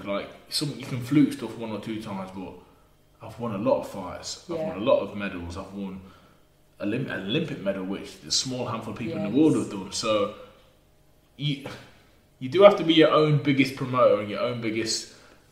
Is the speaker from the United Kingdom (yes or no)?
yes; Burton upon Trent, West Midlands, United Kingdom; If we're from Burton on Trent.